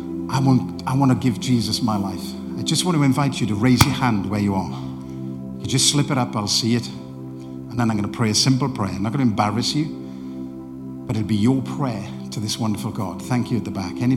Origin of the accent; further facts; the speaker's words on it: Welsh, Wales, United Kingdom; moved away; also born or lived in Barnsley / Doncaster; I'm a Welshman